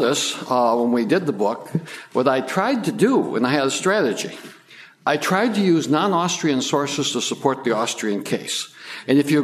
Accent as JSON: {"language": "English", "town": "Detroit", "region": "Michigan", "country": "United States", "said": "I came from Detroit, or where Detroit used to be."}